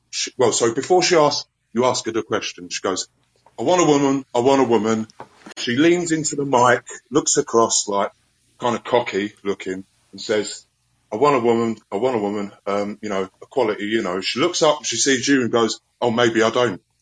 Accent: London, United Kingdom; now in Scotland; yeah, I'm actually originally from London, so I haven't really got a strong Scottish accent. But I've been here for 22 years

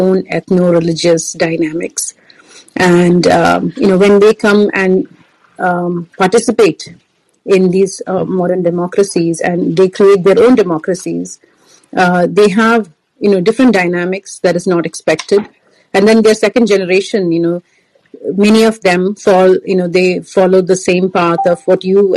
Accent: India; now in United States; I live in the United States. I'm from India.

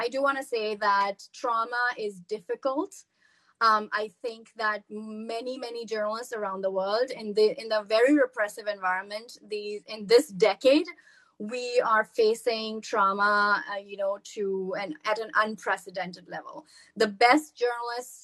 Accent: Pakistan; moved away as an adult; I was from Pakistan

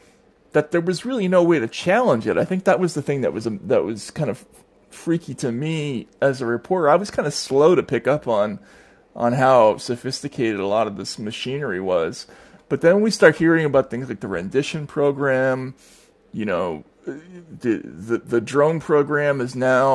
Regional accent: United States; as an American, I mean, I was in my earlier years. In my 20s, I spent in the former Soviet Union

